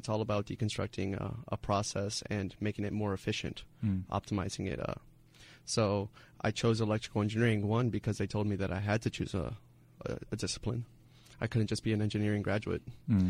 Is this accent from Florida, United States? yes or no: yes; Tampa, Florida, United States; also born or lived in Cuba; I was born in Cuba, actually. Okay. Came when I was 3 years old to the U.S. and kind of stayed in Tampa for most of my life.